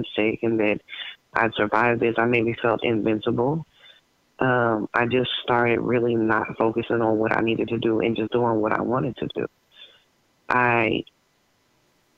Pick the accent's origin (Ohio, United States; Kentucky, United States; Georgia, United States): Ohio, United States; also born or lived in Cincinnati, Ohio; I grew up in Virginia, Ohio